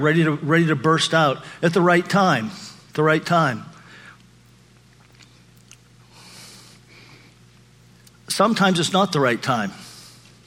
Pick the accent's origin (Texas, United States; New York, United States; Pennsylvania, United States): Pennsylvania, United States; moved away; taking my daughter back to Pennsylvania, to my hometown, with me